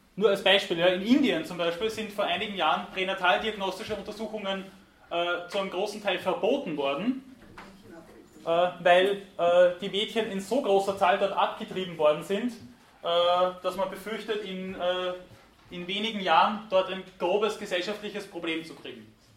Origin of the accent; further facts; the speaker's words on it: Weinviertel, Lower Austria, Austria; am Land, irgendwo im Weinviertel, wo ich herkomme